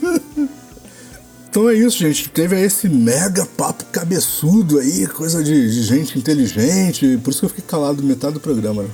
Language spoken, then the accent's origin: Portuguese; Baixada Fluminense, Rio de Janeiro, Brazil; morei a vida toda na Baixada